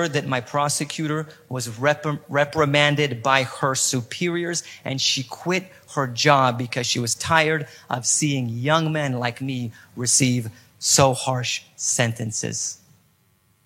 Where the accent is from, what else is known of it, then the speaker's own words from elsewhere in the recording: California, United States; accent: perfect American accent; moved away as an adult; now in Poland; Even though I was born in Poland, I felt more like an American because I was raised in California.